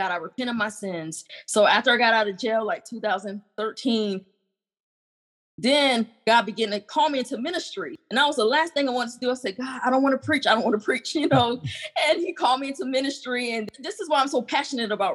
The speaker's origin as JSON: {"language": "English", "region": "North Carolina", "country": "United States", "also_born_or_lived": "Colorado Springs", "moved": "yes", "said": "I'm from North Carolina, but I was in Colorado Springs"}